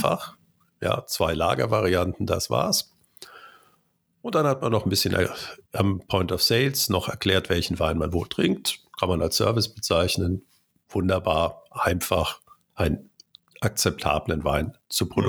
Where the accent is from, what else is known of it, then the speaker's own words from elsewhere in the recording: Cologne, North Rhine-Westphalia, Germany; ich bin in Köln geboren